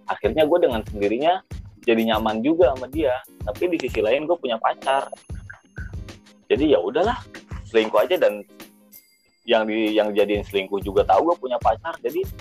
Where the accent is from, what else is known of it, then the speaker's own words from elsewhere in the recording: Jakarta, Indonesia; dia di kampung gue di Jakarta